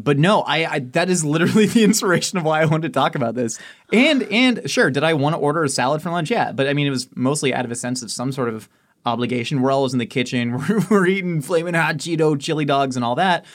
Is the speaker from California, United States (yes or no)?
yes; California, United States; also born or lived in Maryland / Kansas City, Missouri; I was born in Maryland, then at three months, I went to Kansas City, Missouri, and lived there till I was four. Did one year of preschool in K C Mo, and then came to California